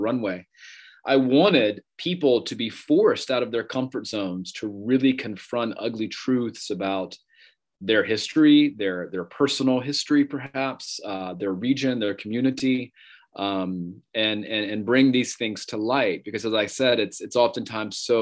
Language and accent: English; Gastonia, North Carolina, United States; a textile mill strike in my hometown in Gastonia in 1929